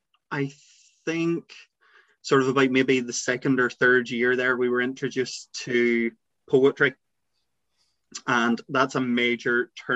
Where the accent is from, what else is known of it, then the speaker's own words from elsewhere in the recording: Northern Ireland, United Kingdom; So I am from Northern Ireland, and I'm 30 years old and a high school English teacher. I suppose if we kind of take it right back, I grew up in a small rural village.